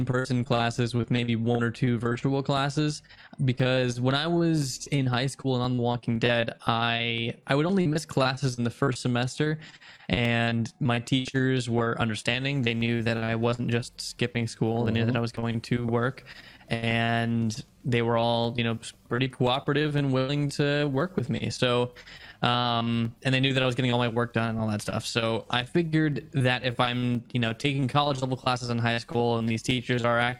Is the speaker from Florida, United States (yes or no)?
no; Georgia, United States; moved away as an adult; now in Los Angeles, United States; I am from Georgia myself